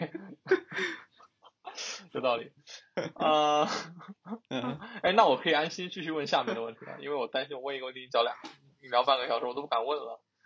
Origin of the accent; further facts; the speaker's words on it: Jiangxi, China; 我们江西人就是 L 和 N 是分不清的